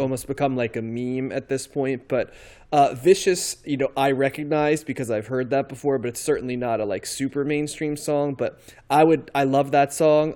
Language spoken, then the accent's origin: English; outside of New York, United States; I grew up outside of New York and, um, I kind of came of age in New York